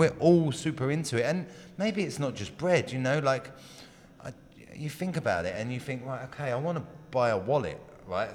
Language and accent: English; England, United Kingdom; moved away as an adult; also born or lived in London; now in California, United States; I'm English. I lived in England for most of my life till my late twenties